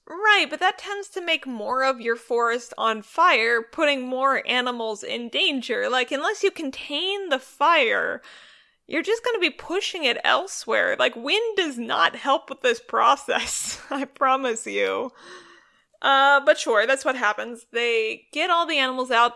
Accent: Northern California, United States; I'm from Northern California

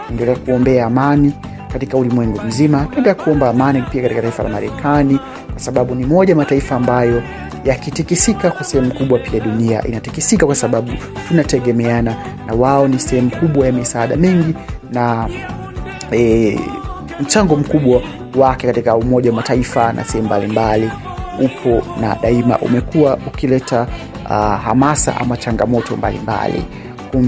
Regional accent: Tanzania; I am from Tanzania.

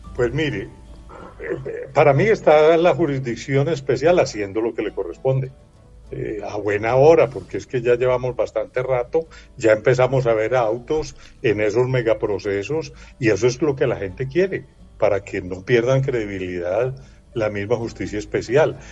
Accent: Colombia; como colombiano

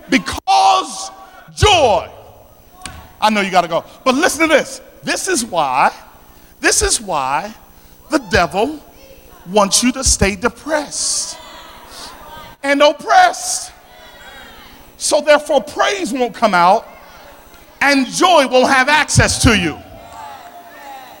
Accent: Philadelphia, Pennsylvania, United States; accent: South Philly; my South Philly accent

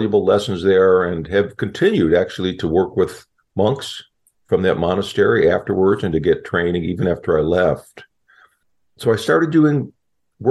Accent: Chicago, Illinois, United States; moved away; also born or lived in Southern California; I grew up in Chicago and kind of a tough neighborhood

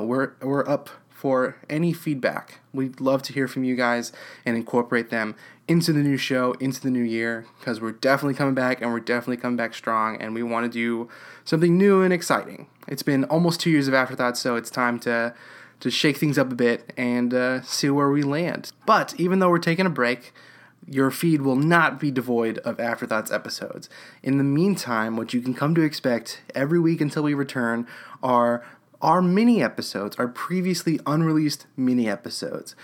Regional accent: Houston, Texas, United States; also born or lived in Bay Area, California; now in Austin, United States; I grew up in Houston, Texas

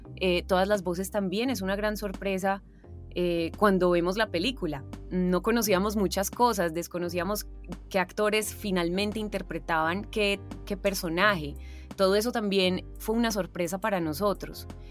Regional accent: Paisa, Antioquia, Colombia; accent: paisa; also born or lived in Argentina

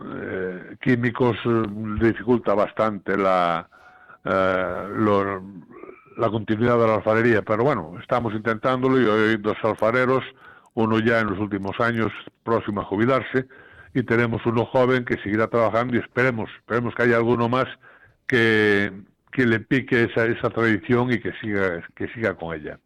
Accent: Xunqueira de Espadanedo, Galicia, Spain; moved away; es eh, un, orgullo ser alcalde del pueblo donde uno nació, donde uno vivió los mejores años de, la vida

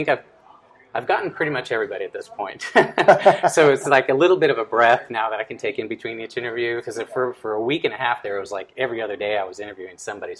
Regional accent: El Paso, Texas, United States; I remember growing up in El Paso.

